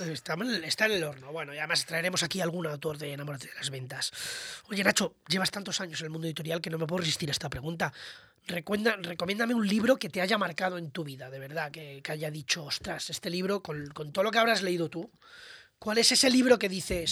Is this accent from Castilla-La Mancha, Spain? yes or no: yes; Toledo, Castilla-La Mancha, Spain; como digo yo en mi tierra toledana